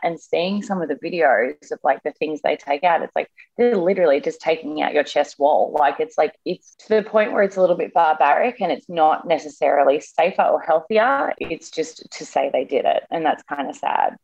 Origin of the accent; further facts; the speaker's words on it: Australia; now in New York, United States; I'm Australian as well